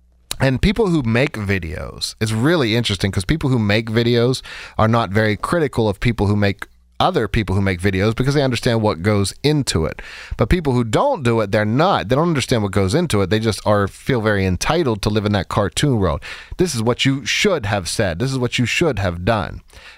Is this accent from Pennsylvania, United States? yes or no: yes; Pittsburgh, Pennsylvania, United States; And we were out west, and we're both from Pittsburgh. So we decided, look, we'd both like to come back home and, have our daughter grow up around family.